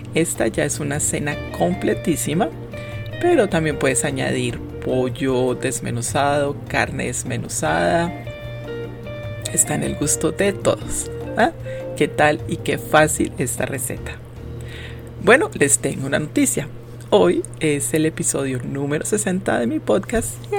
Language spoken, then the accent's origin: Spanish; Quindío, Colombia; fui criada con este ingrediente, creo que lo consumimos a diario en mi tierra